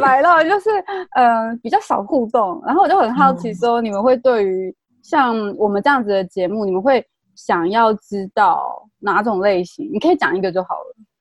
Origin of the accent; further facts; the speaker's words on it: Taiwan; 因为我是部落长大的